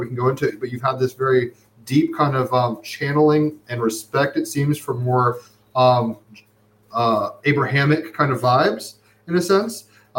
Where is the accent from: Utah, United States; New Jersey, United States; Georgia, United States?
New Jersey, United States; Summit; I was born in Overlook Hospital in Jersey side of New York, but in Summit, New Jersey.